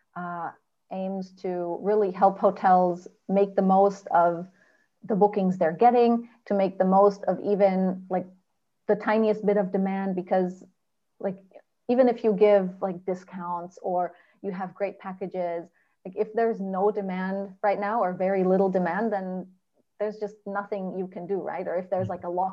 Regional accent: Germany; I lived my whole life growing up in Germany.

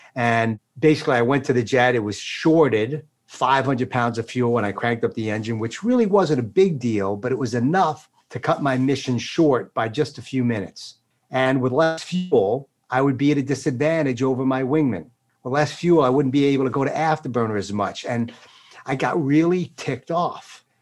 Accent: East Islip, New York, United States; grew up in Long Island, out in uh, a place called East Islip, Islip Terrace, uh, south central part of Suffolk

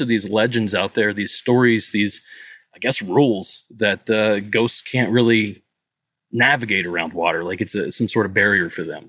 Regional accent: Southeast Ohio, United States; moved away as an adult; now in Los Angeles, United States; I'm from Southeast Ohio, between Pittsburgh and Columbus, but I live just outside of L A right now.

